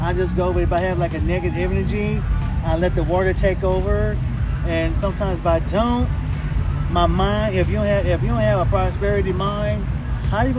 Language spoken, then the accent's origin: English; Oakland, California, United States; I was born and raised here in Oakland